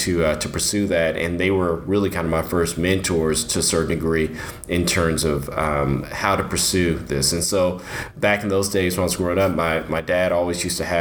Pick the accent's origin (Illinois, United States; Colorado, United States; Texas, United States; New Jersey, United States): Texas, United States; Dallas; I am a local guy, born and raised in Dallas.